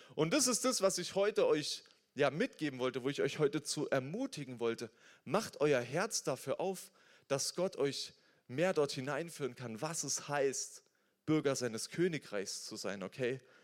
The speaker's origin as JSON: {"language": "German", "country": "Germany", "tie": "born or raised there", "said": "wir sind hier in Deutschland, ich bin als Deutscher aufgewachsen"}